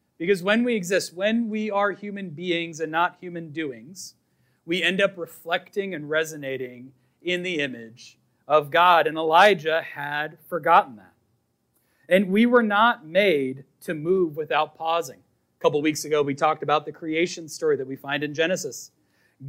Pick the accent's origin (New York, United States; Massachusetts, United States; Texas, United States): Massachusetts, United States; Boston; I was raised in Boston